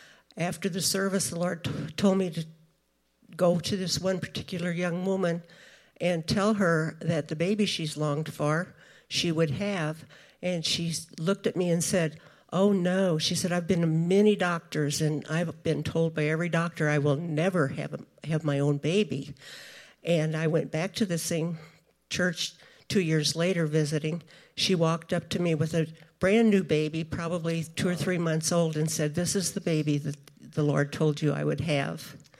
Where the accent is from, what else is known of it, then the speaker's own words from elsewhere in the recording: St. Louis, Missouri, United States; moved away as an adult; But back in 1980, I moved from my hometown in St. Louis, and in 82, I went back to visit my home church